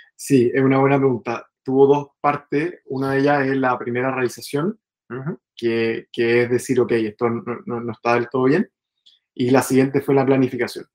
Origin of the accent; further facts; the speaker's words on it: Chile; moved away as an adult; yo soy chileno.